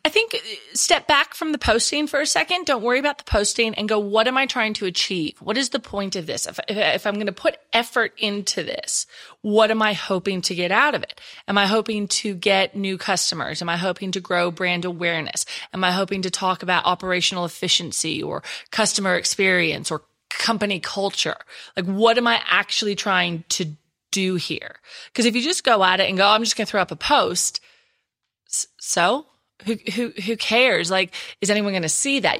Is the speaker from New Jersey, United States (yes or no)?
no; Texas, United States; accent: Texas; moved away as an adult; now in Perth, Australia; I still haven't lost my Texas accent